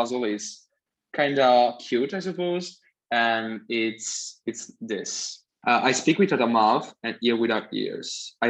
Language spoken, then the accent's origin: English; Bojano, Molise, Italy; I come from a very microscopic town in South Italy called Boiano.